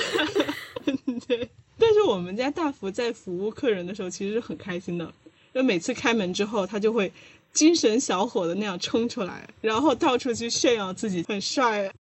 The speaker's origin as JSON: {"language": "Chinese", "town": "Wuhan", "region": "Hubei", "country": "China", "moved": "yes", "lives_now": "Beijing, China", "said": "因为我是武汉人"}